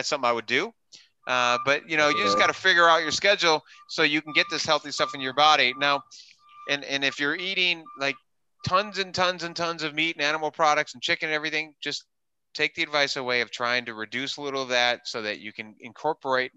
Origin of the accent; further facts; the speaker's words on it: Wisconsin, United States; also born or lived in New York City / Southern California; now in Orange County, United States; I grew up in Wisconsin